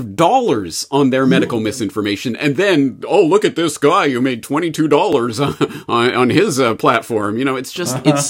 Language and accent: English; Canada; Well, unfortunately, as a Canadian, I get to see this passing through the news wires.